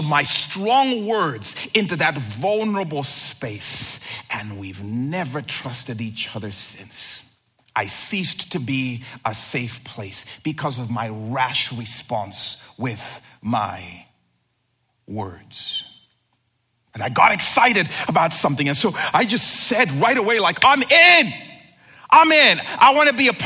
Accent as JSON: {"language": "English", "country": "Zambia", "tie": "born or raised there", "moved": "yes", "said": "I grew up in Zambia, and at our home, we had a brick wall that surrounded the entire property"}